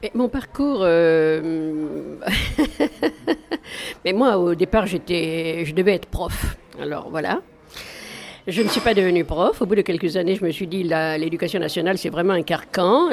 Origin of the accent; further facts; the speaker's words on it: Mali; moved away as an adult; also born or lived in Paris; moi j'ai grandi, je suis née au Mali, euh, donc euh, jusqu'à l'âge de 18 ans, et après je suis venue à Paris faire mes études